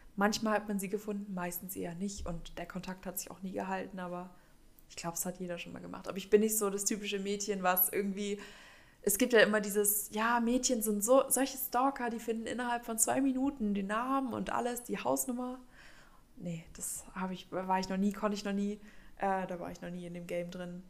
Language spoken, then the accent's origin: German; Berlin, Germany; now in Stuttgart, Germany; ich komme ja ursprünglich aus der Nähe von Berlin.